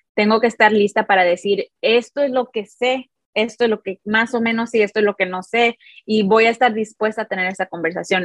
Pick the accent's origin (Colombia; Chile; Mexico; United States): United States; Chicago, Illinois; Tengo un hermano y los dos crecimos en Chicago, en un barrio llamado Hermosa.